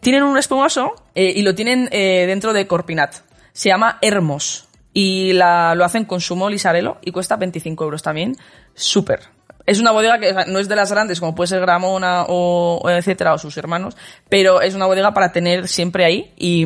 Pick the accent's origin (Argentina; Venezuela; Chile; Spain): Spain; Valladolid, Castile and León; yo, oye, de Valladolid